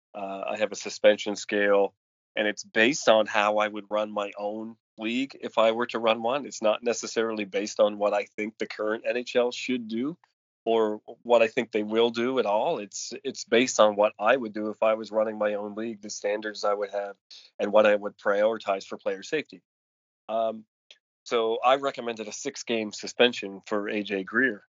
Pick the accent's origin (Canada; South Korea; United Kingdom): Canada; Cole Harbour, Nova Scotia; my hometown of Cole Harbor